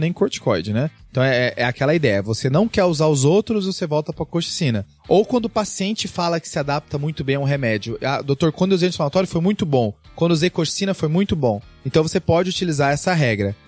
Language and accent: Portuguese; Cáceres, Mato Grosso, Brazil; eu nasci em Cáceres